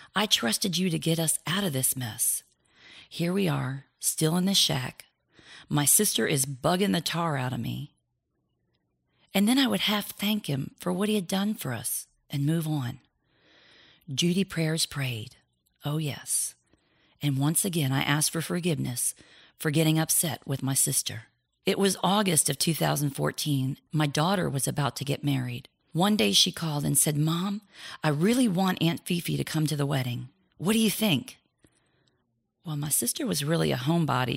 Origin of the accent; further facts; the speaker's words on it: Florida, United States; moved away as an adult; also born or lived in Pennsylvania; moved to Florida, my home state